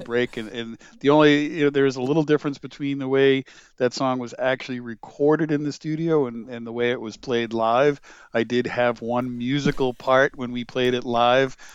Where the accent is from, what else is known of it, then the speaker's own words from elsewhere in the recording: Lowell, Massachusetts, United States; moved away; also born or lived in Connecticut; my hometown of Ma, in Lowell, Massachusetts